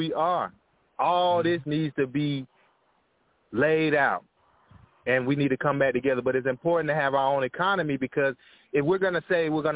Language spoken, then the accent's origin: English; United States; I am American. I was born here.